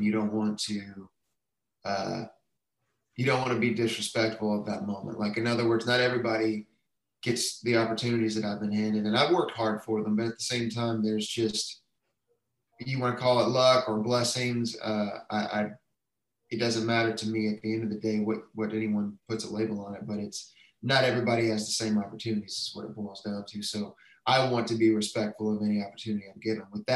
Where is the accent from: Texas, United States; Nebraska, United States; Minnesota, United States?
Texas, United States; moved away as an adult; now in Nashville, United States; I'm from Texas